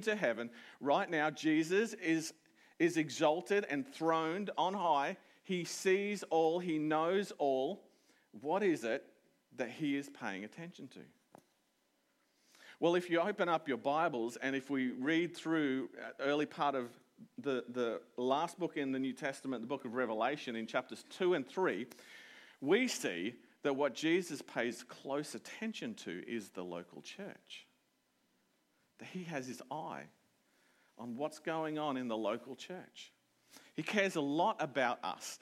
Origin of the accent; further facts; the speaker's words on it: Toowoomba, Queensland, Australia; moved away as an adult; now in Maryborough, Australia; I'm from Toowoomba, mostly. That's my hometown.